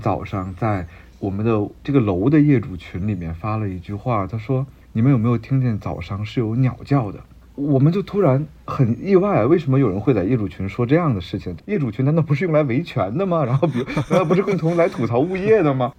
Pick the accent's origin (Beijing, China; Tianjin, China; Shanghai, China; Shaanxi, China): Beijing, China; 因为我是北京人啊